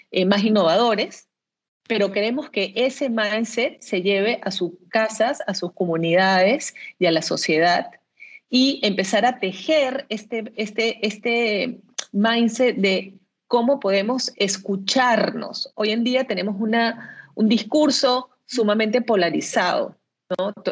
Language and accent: Spanish; Venezuela; now in Peru; soy venezolana.